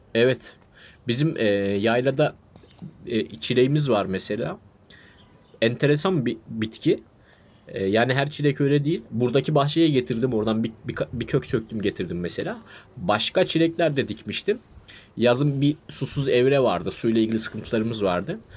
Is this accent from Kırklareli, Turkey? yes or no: no; Adana, Turkey; bir kere Adanalıyım